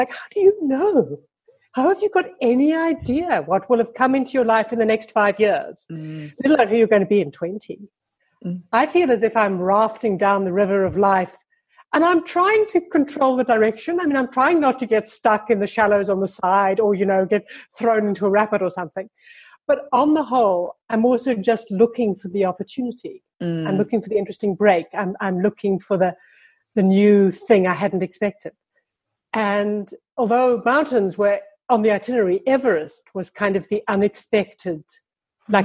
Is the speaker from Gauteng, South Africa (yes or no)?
yes; Johannesburg, Gauteng, South Africa; I grew up in Johannesburg, which is like this huge flat grass plain